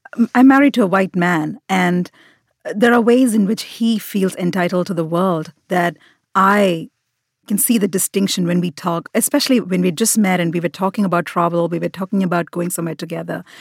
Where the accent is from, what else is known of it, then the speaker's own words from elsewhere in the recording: India; moved away as an adult; now in United States; I am very much Indian. Um, India is the country where I feel most at home, most comfortable